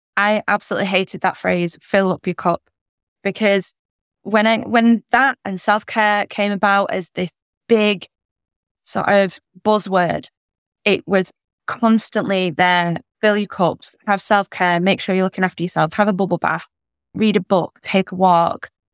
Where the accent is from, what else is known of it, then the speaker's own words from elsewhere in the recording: United Kingdom; as a British person